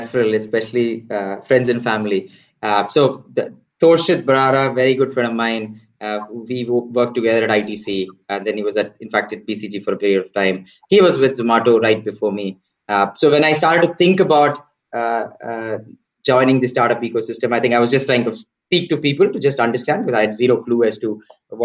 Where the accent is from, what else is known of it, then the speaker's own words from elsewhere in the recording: Chennai, Tamil Nadu, India; moved away as an adult; also born or lived in United States; fairly a small town boy, mostly grew up in South. Large part of it was also in Chennai.